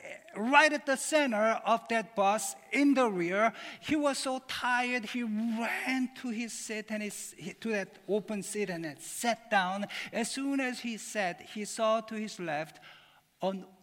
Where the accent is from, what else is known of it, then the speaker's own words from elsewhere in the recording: Seoul, South Korea; moved away; I was born in Seoul, Korea